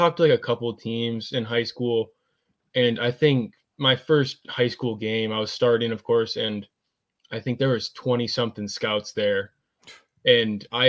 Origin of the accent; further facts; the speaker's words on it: Michigan, United States; I'm from Michigan, of course, which is like, I mean, it's all sorts of people out here, but I'm from like a very small town